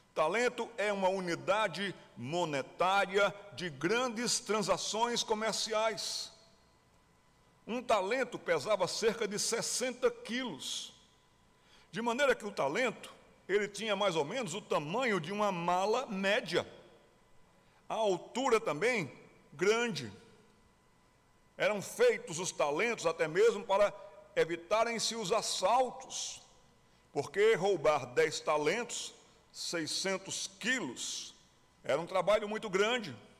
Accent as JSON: {"language": "Portuguese", "town": "Recife", "region": "Pernambuco", "country": "Brazil", "moved": "yes", "lives_now": "Ribeirão Preto, Brazil", "said": "Eu sou de Pernambuco, morei no Recife"}